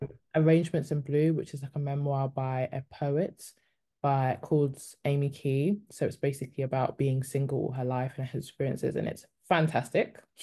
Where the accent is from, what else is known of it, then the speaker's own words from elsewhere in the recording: United Kingdom; also born or lived in Congo (heritage); I'm Congolese, but I'm also British.